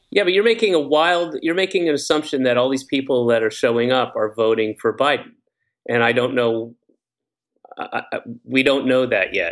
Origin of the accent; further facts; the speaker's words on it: Georgia, United States; moved away; I grew up in Georgia, but I lived all over the place